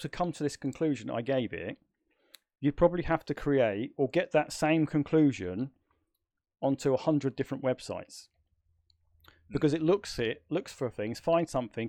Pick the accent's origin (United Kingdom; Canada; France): United Kingdom; I would say second to none, but then of course I'm British, so yeah. I'm biased.